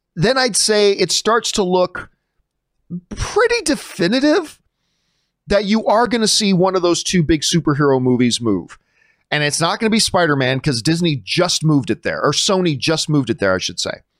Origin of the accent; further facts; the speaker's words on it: Canada; being Canadian